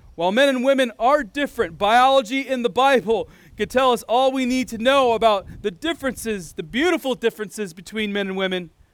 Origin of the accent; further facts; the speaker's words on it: United States; now in Iowa, United States; I'm a full-blooded American. I was born in America, and I, unless the Lord does something different, I'll likely die in America, probably in this state of Iowa